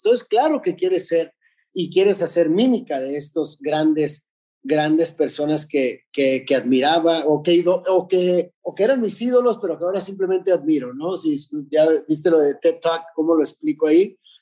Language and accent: Spanish; Tijuana, Baja California, Mexico; estaba en Tijuana, en mi ciudad natal